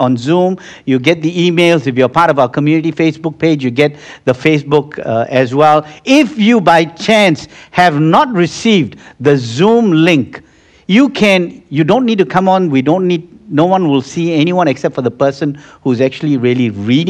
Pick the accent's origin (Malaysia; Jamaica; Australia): Malaysia; I come from Malaysia, and in Malaysia, you have the Muslims praying 5 hours a day